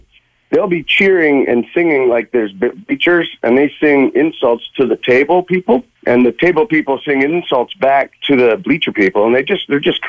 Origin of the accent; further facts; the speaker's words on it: Wardsville, Ontario, Canada; also born or lived in London, Ontario; I started playing in my hometown, way out in the country, out in Wardsville, between London and Chatham